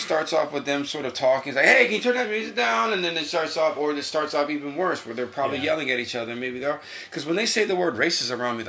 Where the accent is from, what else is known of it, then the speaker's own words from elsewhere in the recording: New York, United States; now in Connecticut, United States; So when I came from New York to Connecticut, man, it took me a long time to figure out that I need to be accountable for my actions.